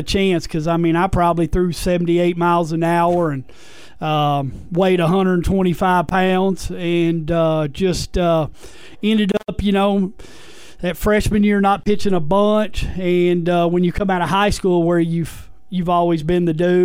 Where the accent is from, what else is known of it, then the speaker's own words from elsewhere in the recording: Mineola, Texas, United States; moved away as an adult; also born or lived in Magnolia, Arkansas / Nashville, Arkansas; I grew up in Mineola, Texas.